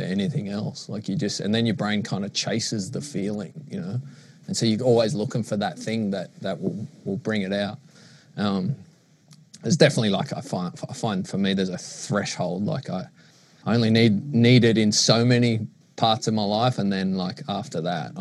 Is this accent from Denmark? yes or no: no; Sydney, New South Wales, Australia; growing up in Maroubra.